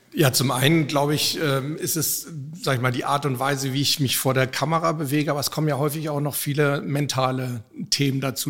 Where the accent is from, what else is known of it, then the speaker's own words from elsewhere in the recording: Hamburg, Germany; Ich bin in meiner Heimatstadt Hamburg